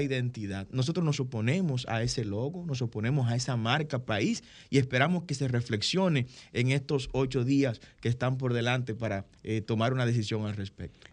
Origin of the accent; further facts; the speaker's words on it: Dominican Republic; A partir del año 1844, somos dominicanos